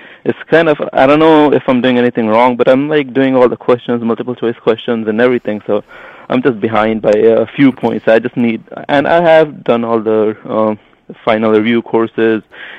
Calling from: New York, United States; I'm calling from New York.

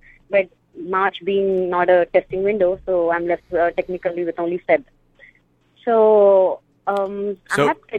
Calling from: California, United States; I'm calling from California.

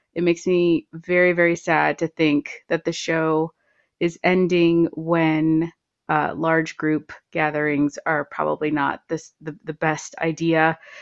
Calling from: Santa Fe, New Mexico, United States; I'm calling from Santa Fe, New Mexico.

